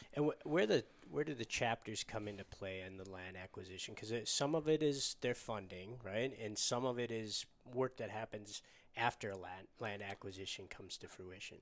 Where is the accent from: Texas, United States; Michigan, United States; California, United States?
Michigan, United States; moved away; my home state of Michigan